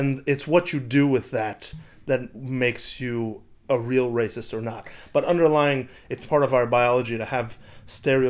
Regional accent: United States; also born or lived in Israel; my fundamental growing up in America

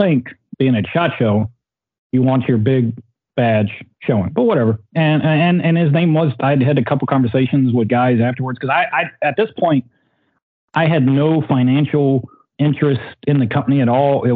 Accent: Southern Virginia, United States; I'm a redneck from Southern Virginia

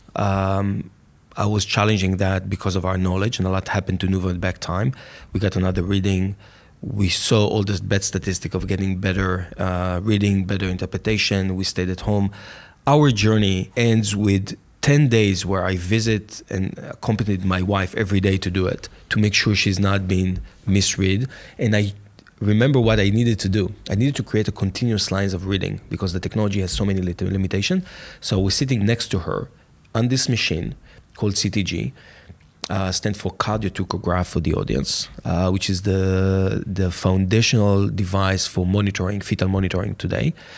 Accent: Jerusalem, Jerusalem District, Israel; also born or lived in Tel Aviv; born in Israel, grew up in Jerusalem.

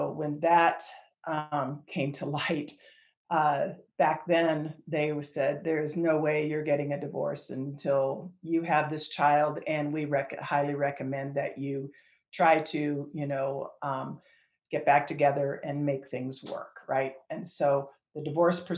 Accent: Northeast Ohio, United States; moved away as an adult; now in Colorado, United States; I'm originally from Northeast Ohio. I was born and raised there

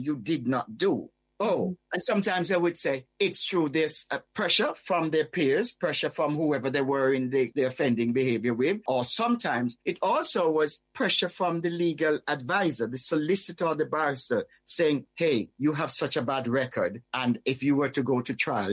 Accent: Whitehall, Saint Thomas, Jamaica; moved away; also born or lived in United Kingdom; when I was growing up in Whitehall, St. Thomas, Jamaica, although I'm British born, I grew up in the Caribbean

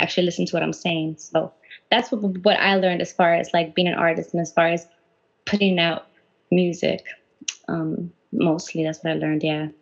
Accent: Huntington Park, California, United States; I'm from HP, and uh, we actually went to the same high school, you

